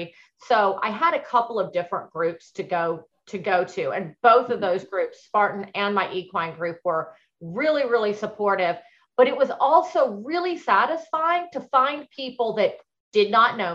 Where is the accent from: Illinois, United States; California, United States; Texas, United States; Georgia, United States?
Texas, United States; moved away; I grew up in Texas